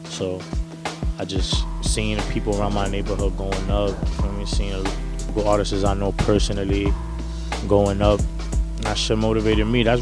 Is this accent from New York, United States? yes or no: yes; New York City, New York, United States; I'm from Harlem, New York.